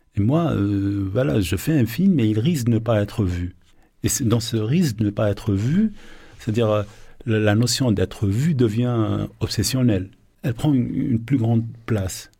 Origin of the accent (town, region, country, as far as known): Algeria; born or raised there